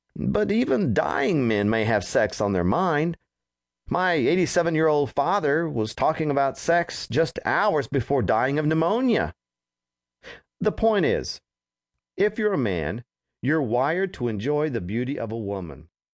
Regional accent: Roswell, New Mexico, United States; moved away as an adult; also born or lived in Texas; the home where I grew up in Roswell, New Mexico

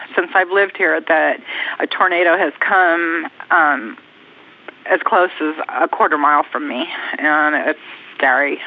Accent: California, United States; moved away as an adult; now in Oklahoma, United States; I lived in California. I'm from California.

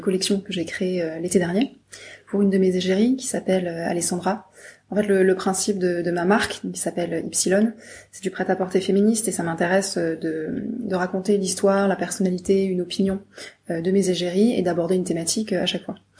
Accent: Brittany, France; je viens de Bretagne

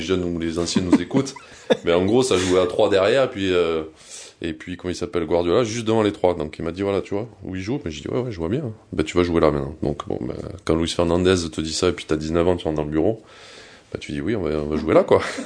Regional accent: Vallauris, Provence-Alpes-Côte d'Azur, France; also born or lived in Cannes; je suis né à Cannes, comme tu l'as dit, mais je suis de Valoris juste à côté. Et en fait, euh, j'ai grandi avec les mêmes potes pendant euh, toute ma jeunesse

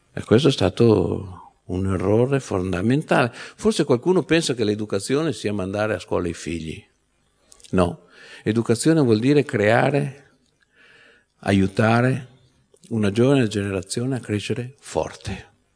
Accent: Veneto, Italy; moved away; nella mia terra d'origine che è il Veneto

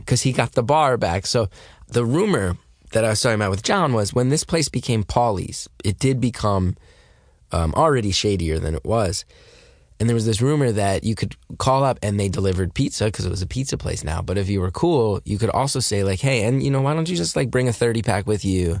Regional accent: New Jersey, United States; I grew up in North Jersey

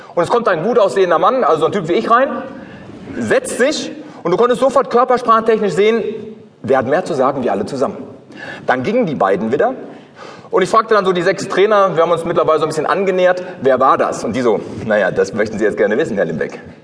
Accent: Ruhr area, North Rhine-Westphalia, Germany; aus dem Ruhrgebiet, wo ich herkomme

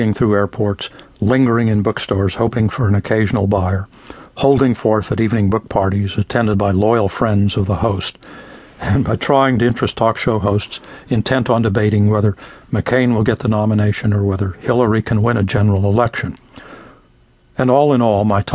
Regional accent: Arizona, United States; my home state of Arizona

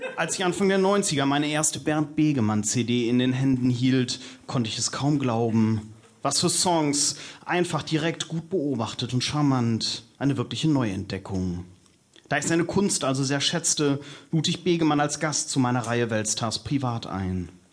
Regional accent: North Rhine-Westphalia, Germany; Ich bin Westfale und da reicht man sich zur Begrüßung und zum Abschied einfach die Hand

